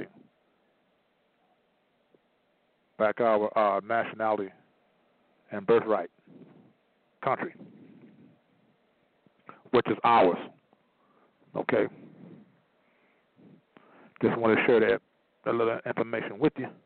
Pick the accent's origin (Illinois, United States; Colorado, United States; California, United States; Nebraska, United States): Illinois, United States; Chicago; I was born in Chicago